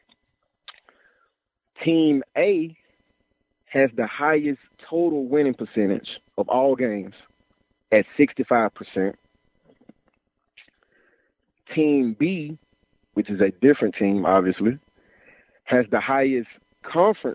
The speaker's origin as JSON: {"language": "English", "town": "Birmingham", "region": "Alabama", "country": "United States", "tie": "born or raised there", "said": "I grew up in Birmingham, and like me and my dad used to go watch UAB take on Memphis"}